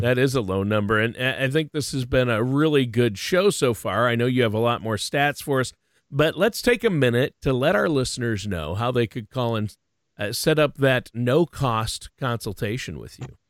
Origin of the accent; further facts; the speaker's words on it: Minnesota, United States; I'm from Minnesota, which they call the state of hockey.